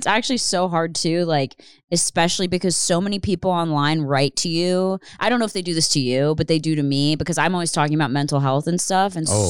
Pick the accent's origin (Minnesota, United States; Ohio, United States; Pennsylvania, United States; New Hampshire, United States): Pennsylvania, United States; I didn't grow up in the city. I grew up in Upper Bucks County, like outside.